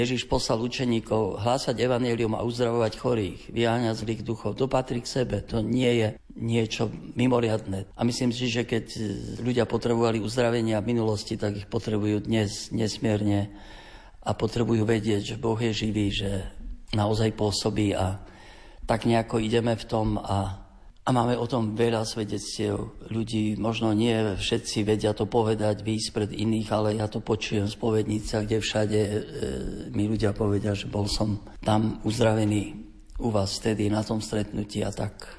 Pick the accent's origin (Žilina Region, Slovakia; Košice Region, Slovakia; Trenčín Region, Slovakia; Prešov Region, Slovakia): Prešov Region, Slovakia; near Podolínec; also born or lived in Bratislava; je to aj môj rodný kraj, tu nedaleko